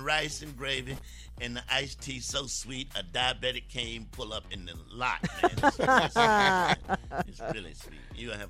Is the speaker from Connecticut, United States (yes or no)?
no; Columbia, South Carolina, United States; born or raised there; moved away